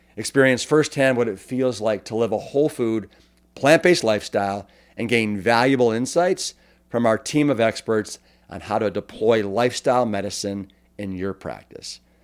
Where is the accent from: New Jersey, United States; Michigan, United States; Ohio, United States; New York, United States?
Ohio, United States; Cleveland; moved away as an adult; also born or lived in Austin, Texas; I grew up in Cleveland